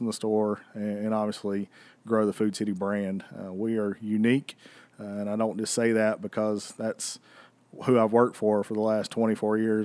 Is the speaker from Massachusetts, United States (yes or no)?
no; Bristol, Tennessee, United States; I was born and raised two miles from this racetrack